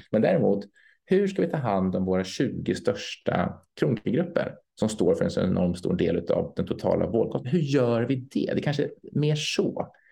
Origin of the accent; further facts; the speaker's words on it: Sweden; som svensk